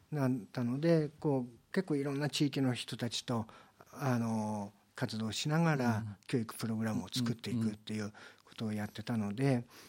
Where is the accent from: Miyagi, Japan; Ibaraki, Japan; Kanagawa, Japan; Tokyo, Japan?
Miyagi, Japan; Sendai; moved away; 私は生まれも育ちも仙台